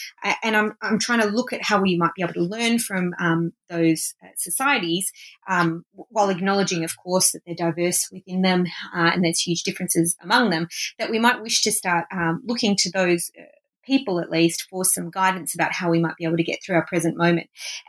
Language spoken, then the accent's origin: English; Australia; I'm obviously Australian, so I've lived on Aboriginal land that was never ceded for most of my life.